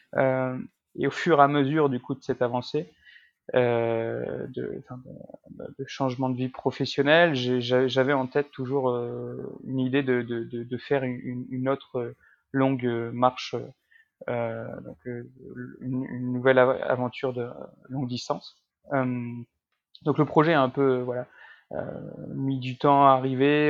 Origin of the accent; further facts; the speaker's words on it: Lille, Hauts-de-France, France; also born or lived in Paris, France; Je suis originaire de, de Lille